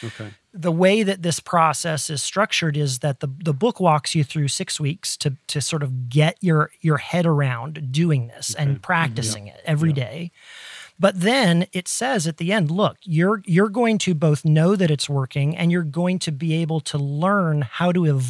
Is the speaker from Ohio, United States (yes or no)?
yes; Ohio, United States; growing up in Ohio in the Midwest